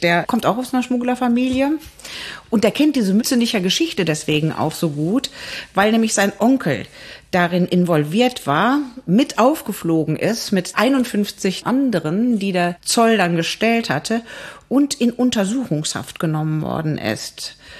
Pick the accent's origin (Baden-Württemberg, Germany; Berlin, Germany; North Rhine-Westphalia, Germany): North Rhine-Westphalia, Germany; Frechen; Ich komme ja aus Frechen